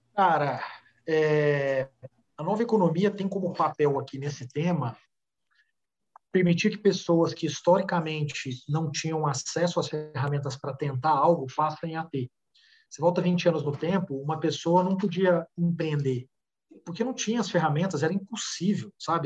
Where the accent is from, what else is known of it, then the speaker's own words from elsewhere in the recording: Uberaba, Minas Gerais, Brazil; moved away as an adult; now in São Paulo, Brazil; saí de Uberaba, Minas Gerais, quando eu tinha 20 anos, vim para São Paulo